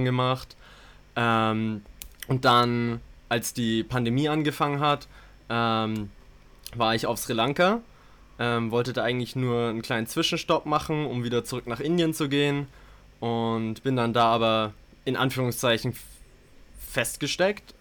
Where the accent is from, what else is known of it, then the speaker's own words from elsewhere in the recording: Bayreuth, Bavaria, Germany; moved away as an adult; Ich komme aber auch aus Deutschland, habe die ersten 18 Jahre meines Lebens dort gelebt in Bayreuth, einer kleinen Stadt in Bayern